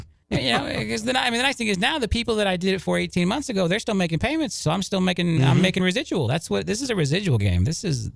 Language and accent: English; Lakeland, Florida, United States; I grew up in Lakeland. I went to high school in Lakeland. You know, Lakeland is my hometown.